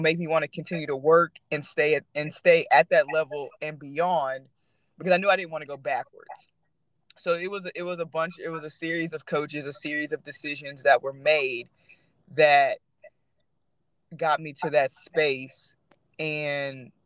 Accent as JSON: {"language": "English", "region": "Texas", "country": "United States", "tie": "born or raised there", "said": "growing up in Texas"}